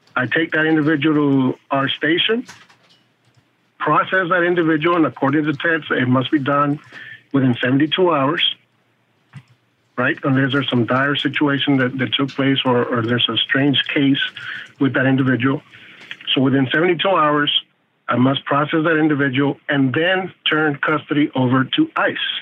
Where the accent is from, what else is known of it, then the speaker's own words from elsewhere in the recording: South Texas, United States; also born or lived in Michigan; Me growing a very poor migrant worker here in South Texas